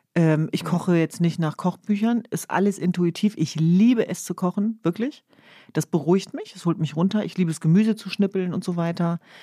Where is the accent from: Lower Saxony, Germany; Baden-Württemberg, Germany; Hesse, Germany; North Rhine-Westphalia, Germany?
Lower Saxony, Germany; Hanover; now in Berlin, Germany; bei uns in Hannover gab es ja das Schützenfest